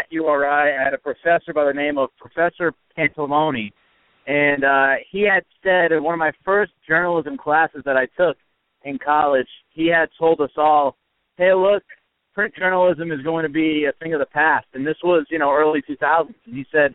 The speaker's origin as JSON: {"language": "English", "region": "Northeast", "country": "United States", "tie": "born or raised there", "said": "I grew up in the Northeast"}